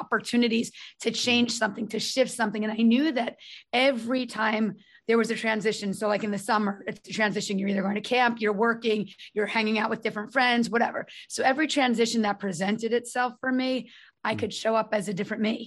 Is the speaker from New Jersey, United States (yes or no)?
yes; North Brunswick, New Jersey, United States; also born or lived in Manhattan, New York; I'm from North Brunswick area.